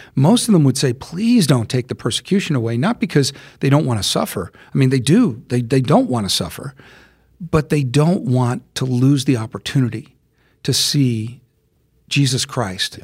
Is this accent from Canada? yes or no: no; United States; I'm an American